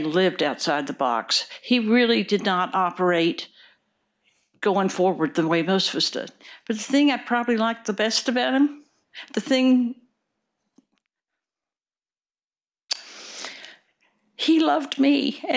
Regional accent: Wichita Falls, Texas, United States; moved away as an adult; now in Oregon, United States; I grew up in Wichita Falls, Texas

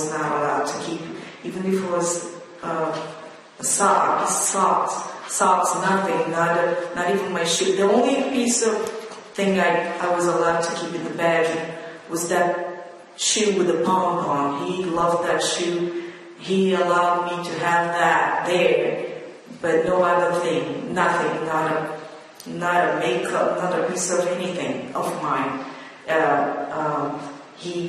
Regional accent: Rio de Janeiro, Brazil; now in New York, United States; I came from Rio de Janeiro, which is like New York.

